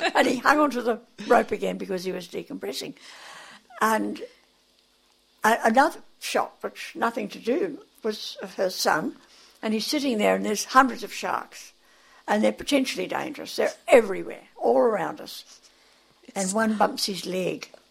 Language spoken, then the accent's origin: English; Australia; moved away; And then we moved back to Australia. I am an Australian.